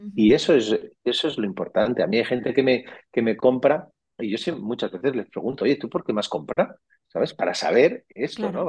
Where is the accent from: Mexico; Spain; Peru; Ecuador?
Spain; Catalonia; Yo que soy catalán